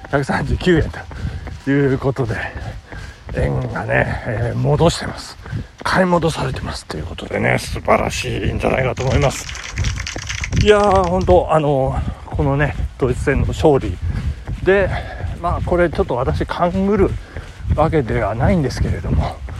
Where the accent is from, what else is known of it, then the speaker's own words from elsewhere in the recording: Nagano, Japan; 長野市のね、私の実家